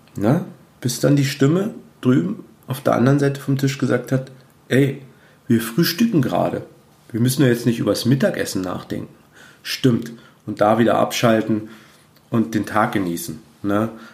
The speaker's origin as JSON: {"language": "German", "town": "Cottbus", "region": "Brandenburg", "country": "Germany", "tie": "born or raised there", "also_born_or_lived": "Peitz", "said": "Bei uns in Cottbus, wo ich arbeite und äh, wo meine Heimatstadt ist"}